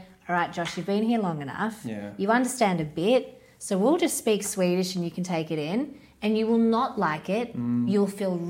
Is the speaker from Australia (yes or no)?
yes; Australia; Say, I'm Australian.